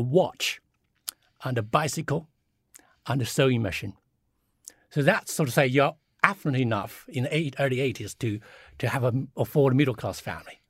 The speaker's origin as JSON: {"language": "English", "country": "China", "tie": "born or raised there", "moved": "yes", "lives_now": "United Kingdom", "said": "when I grew up in China in sort of, uh, late seventies or early eighties"}